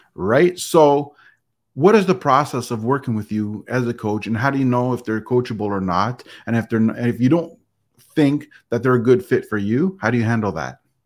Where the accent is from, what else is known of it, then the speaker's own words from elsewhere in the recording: Canada; I'm Canadian, but part of North America